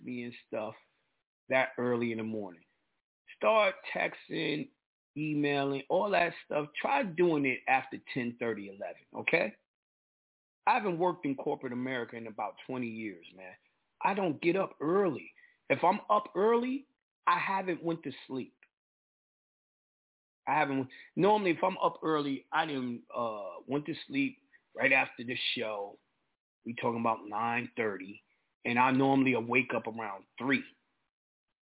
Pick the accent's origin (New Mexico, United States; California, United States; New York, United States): New York, United States; I'm from New York.